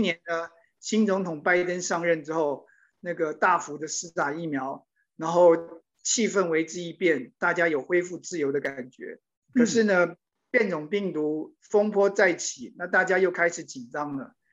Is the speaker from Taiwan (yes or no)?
yes; Taiwan; moved away as an adult; also born or lived in New York, United States; now in Washington, D.C., United States; 我当然来自台湾，然后也很关心台湾的